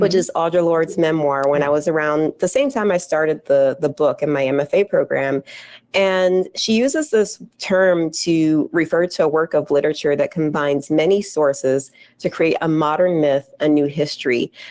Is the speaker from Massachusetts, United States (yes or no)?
no; New Jersey, United States; since I was a little girl growing up in Jersey